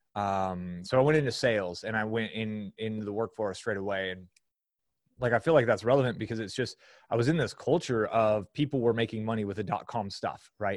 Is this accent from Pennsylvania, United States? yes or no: no; San Francisco Bay Area, California, United States; I grew up in the San Francisco Bay Area.